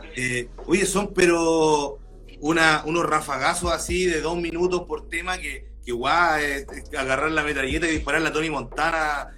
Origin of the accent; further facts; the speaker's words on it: Lota, Biobío, Chile; yo igual soy de región, más al sur que tú, soy de Lota